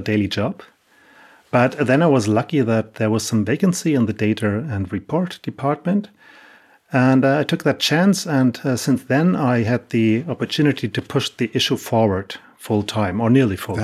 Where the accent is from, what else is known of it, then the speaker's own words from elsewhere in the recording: Hamburg, Germany; I'm from Hamburg, Germany